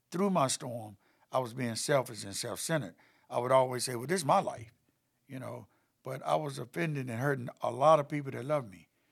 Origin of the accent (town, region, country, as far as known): Chapel Hill, North Carolina, United States; born or raised there; also born or lived in High Point, North Carolina